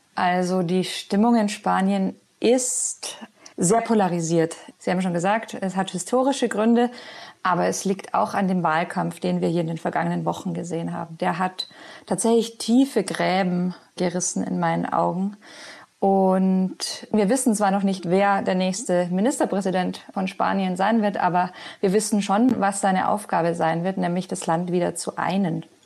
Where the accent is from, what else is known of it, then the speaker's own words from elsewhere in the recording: Germany; moved away as an adult; now in Madrid, Spain; für uns als Deutsche